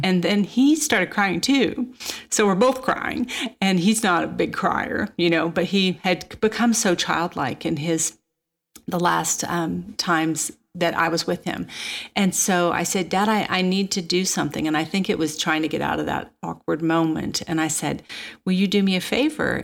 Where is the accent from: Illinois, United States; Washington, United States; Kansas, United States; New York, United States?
Kansas, United States; Manhattan; moved away; I'm a kid from Kansas, and my parents lived in Manhattan, Kansas